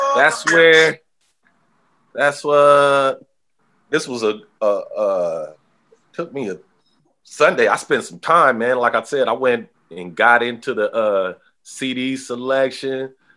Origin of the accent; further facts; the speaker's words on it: Oakland, California, United States; growing up in Oakland